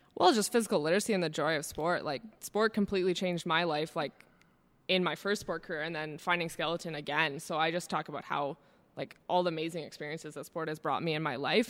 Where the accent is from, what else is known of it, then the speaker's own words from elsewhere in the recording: Calgary, Alberta, Canada; I grew up here in Calgary, Alberta